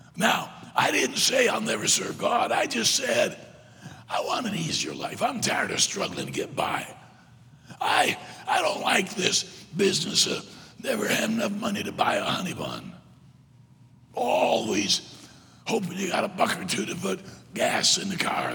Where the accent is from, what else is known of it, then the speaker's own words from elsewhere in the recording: Michigan, United States; moved away; also born or lived in South Carolina; I was born in South Carolina. Grew up mostly in Michigan, graduated high school and college in South Carolina